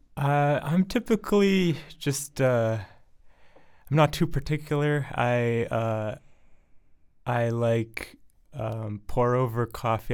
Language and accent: English; Ann Arbor, Michigan, United States; moved away as an adult; also born or lived in Boston area, Massachusetts / Arlington, Massachusetts; now in Somerville, United States; I was born and raised in Ann Arbor, Michigan